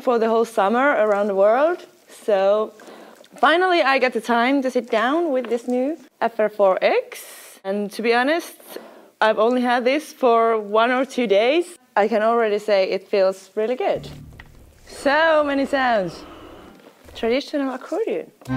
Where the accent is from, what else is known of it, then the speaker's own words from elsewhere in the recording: Finland; I'm from Finland